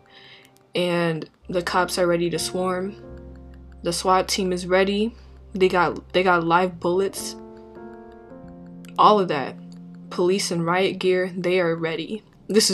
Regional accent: St. Paul, Minnesota, United States; as a Minnesotan, as somebody who was born and raised in St. Paul

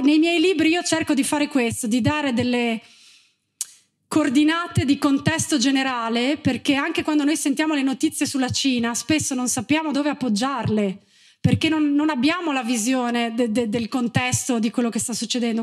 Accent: Gemona del Friuli, Friuli-Venezia Giulia, Italy; moved away; also born or lived in China; ero nata e cresciuta a Gemona del Friuli

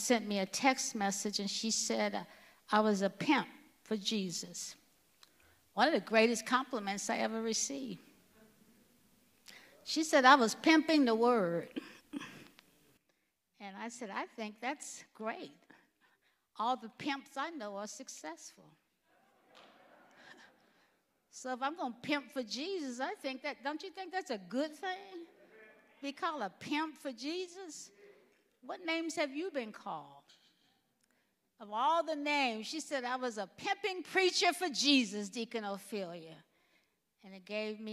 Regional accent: Alabama, United States; I grew up in Alabama

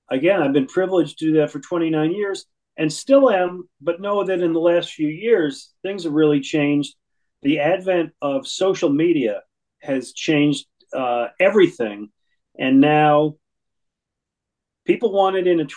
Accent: Buffalo, New York, United States; moved away as an adult; also born or lived in Boston / Fort Lauderdale, Florida / Detroit; now in Philadelphia, United States; I was born in New York City, raised in Buffalo, New York

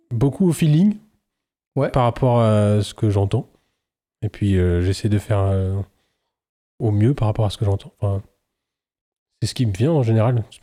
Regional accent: France; Je suis un Français qui comprend rien.

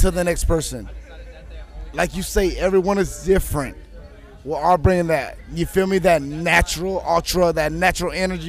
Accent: West Palm Beach, Florida, United States; I'm from West Palm Beach.

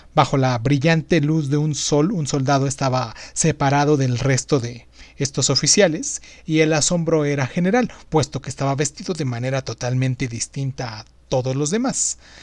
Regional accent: Mexico; aquí en mi país, en México

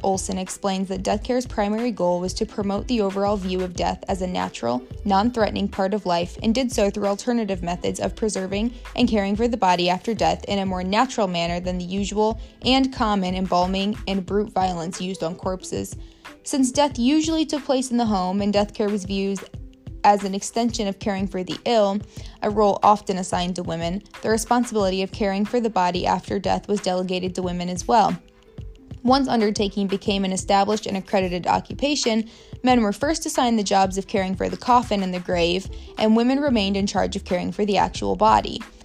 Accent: Warsaw, Indiana, United States; also born or lived in Muncie, Indiana; My hometown is Warsaw, Indiana, which is basically directly between Fort Wayne and South Bend

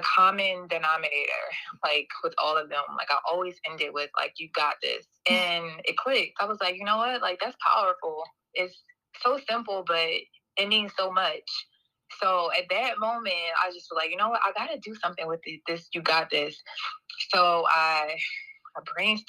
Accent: Philadelphia, Pennsylvania, United States; moved away as an adult; now in Portland, United States; from Philadelphia

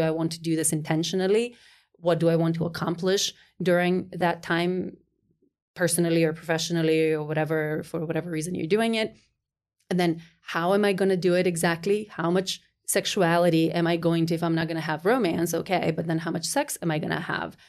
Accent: North Macedonia; moved away as an adult; as I was growing up in Macedonia through college, uh, 'cause I, right, did my college there

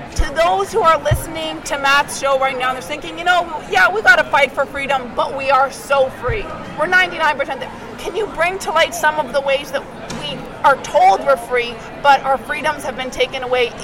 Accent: Canada; moved away as an adult; now in Florida, United States; as a Canadian.

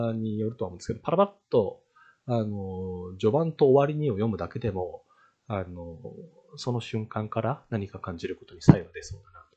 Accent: Japan; 私のような、あの、田舎出身の日本人

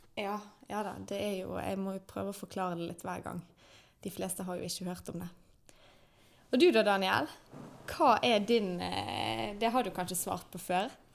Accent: Bergen, Vestland, Norway; er født og oppvokst i Åsane

